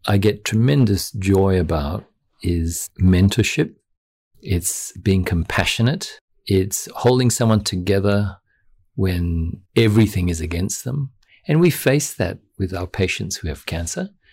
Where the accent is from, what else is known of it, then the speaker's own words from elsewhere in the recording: Noble Park, Victoria, Australia; I was brought up in Noble Park, and Noble Park was a middle class community on the outskirts of Dandenong